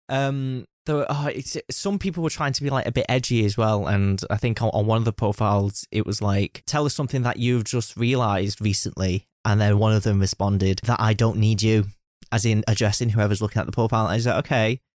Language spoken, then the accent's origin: English; United Kingdom; I am a Brit myself.